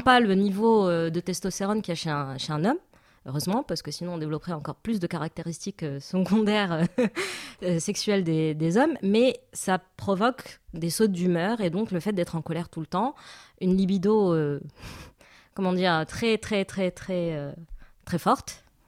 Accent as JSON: {"language": "French", "country": "Morocco", "tie": "born or raised there", "said": "je suis marocaine et donc j'ai grandi au Maroc"}